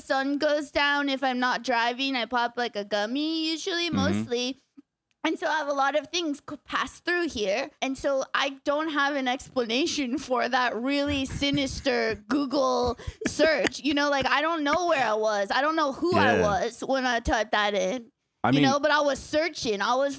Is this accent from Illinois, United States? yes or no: no; California, United States; And so I was from Orange County and I was yet to meet a man who had read a book before.